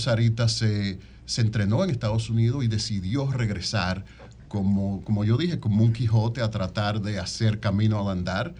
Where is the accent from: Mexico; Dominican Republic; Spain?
Dominican Republic; moved away as an adult; now in Washington, D.C., United States; soy dominicano, pero tengo 30 años fuera del sistema dominicano